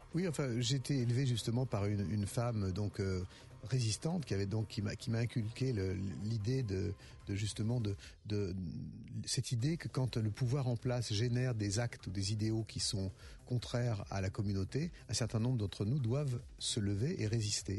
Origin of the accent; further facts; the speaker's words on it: Lyon, Auvergne-Rhône-Alpes, France; pour moi en tant que lyonnais